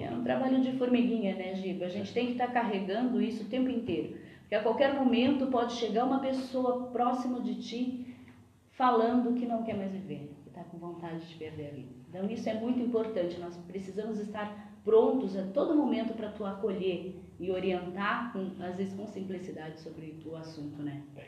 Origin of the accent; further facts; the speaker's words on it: Pelotas, Rio Grande do Sul, Brazil; moved away as an adult; now in Içara, Brazil; Eu sou natural de Pelotas, mas moro em Missara